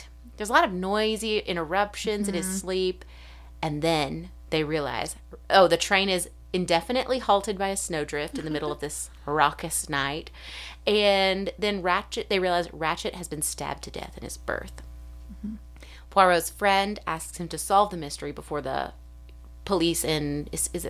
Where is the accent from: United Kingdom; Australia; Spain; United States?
United States; as an American